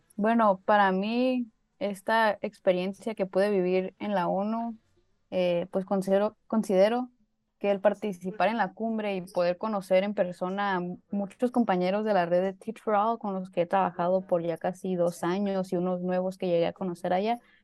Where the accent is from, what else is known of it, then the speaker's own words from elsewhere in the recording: Baja California Sur, Mexico; soy de Baja California